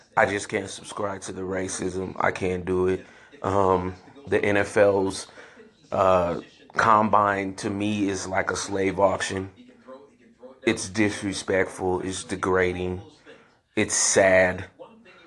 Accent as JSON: {"language": "English", "town": "San Francisco", "region": "California", "country": "United States", "tie": "born or raised there", "said": "I grew up in San Francisco"}